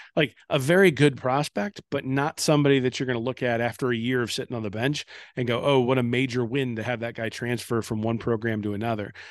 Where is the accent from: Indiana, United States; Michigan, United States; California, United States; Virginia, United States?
Indiana, United States; I grew up in Indiana